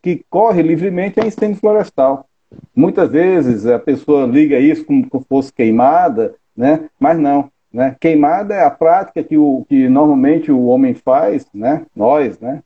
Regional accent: Fortaleza, Ceará, Brazil; also born or lived in Paraíba; sou natural de Fortaleza

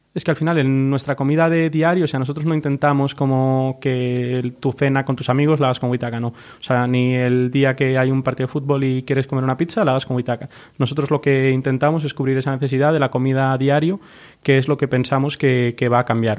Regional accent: Galicia, Spain; moved away as an adult; los dos somos de fuera, somos gallegos

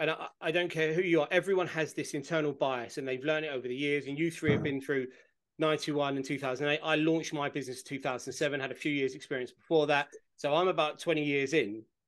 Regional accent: Brentford, London, United Kingdom; I'm from Brentford, which is a mile and a half down the road, which is a working class area. And I went to school in the middle of a housing estate

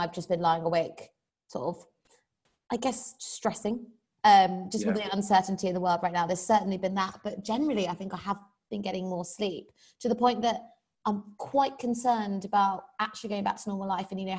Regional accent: United Kingdom; We're British

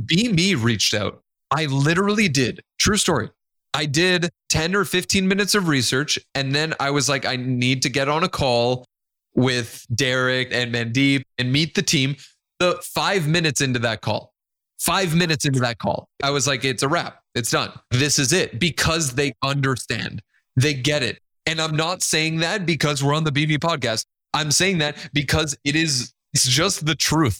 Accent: Nicaragua; first language Spanish; English is a second language; I love every part of being Hispanic and being from Nicaragua

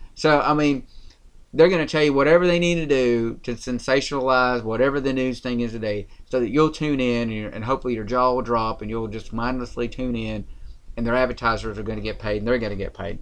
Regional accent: rural Tennessee, United States; accent: country; we're from Tennessee. That's where we're broadcasting from. And I'm, I'm going to say rural Tennessee by that.

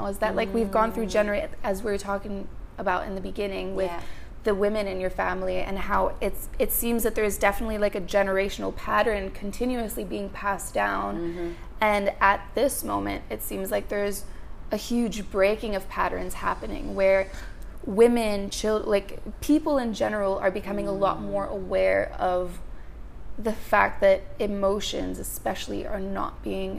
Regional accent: Montreal, Quebec, Canada; now in Australia; I'm actually from Montreal

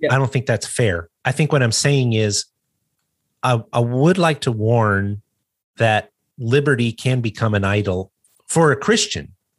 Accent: United States; I'm an American

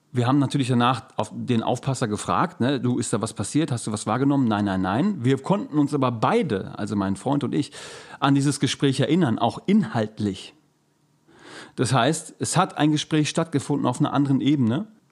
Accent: Germany; als Deutscher

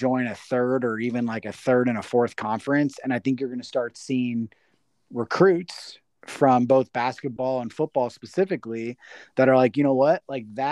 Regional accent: Las Vegas, Nevada, United States; I'm from Vegas

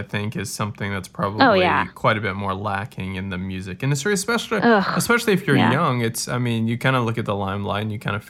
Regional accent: South Louisiana, United States; I grew up in South Louisiana in a small town, not too different than Tyler.

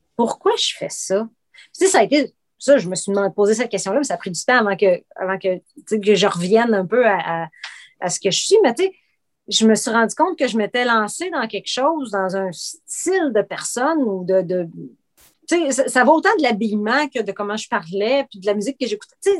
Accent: Outaouais, Quebec, Canada; also born or lived in Trois-Rivières; je suis originaire de Trois-Rivières, mais j'ai grandi à, en Outaouais

